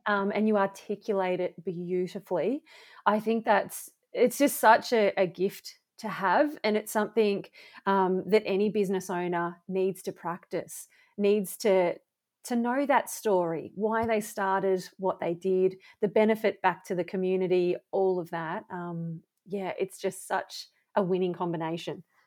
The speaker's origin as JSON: {"language": "English", "town": "Bendigo", "region": "Victoria", "country": "Australia", "tie": "born or raised there", "said": "my hometown"}